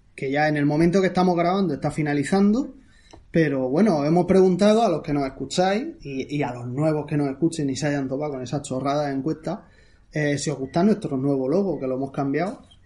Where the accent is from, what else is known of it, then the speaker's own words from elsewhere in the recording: Murcia, Region of Murcia, Spain; yo soy de Murcia